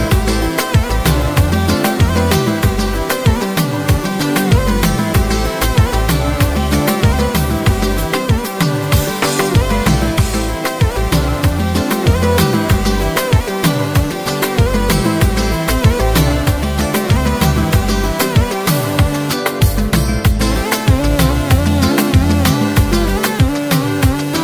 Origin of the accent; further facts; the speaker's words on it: New York City, New York, United States; I'm from Brooklyn.